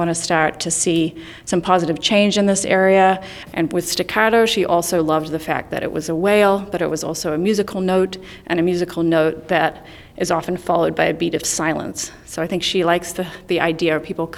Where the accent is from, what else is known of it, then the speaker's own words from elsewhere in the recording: New Zealand; moved away; I hail from New Zealand